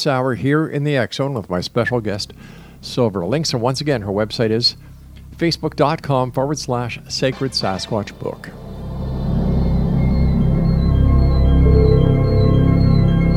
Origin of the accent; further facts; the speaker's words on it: Montreal, Quebec, Canada; I'm from Montreal